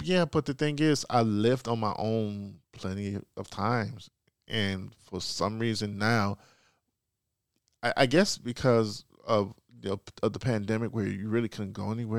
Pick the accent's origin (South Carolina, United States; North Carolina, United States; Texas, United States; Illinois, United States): Illinois, United States; Chicago; moved away; born and raised, uh, Southside Chicago, Chicago kid, Morgan Park High School